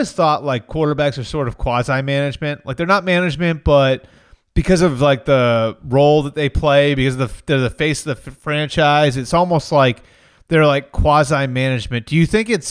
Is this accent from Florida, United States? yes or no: no; Sudbury, Massachusetts, United States; I'm from Sudbury, Mass. Me and Mike grew up about 15 minutes apart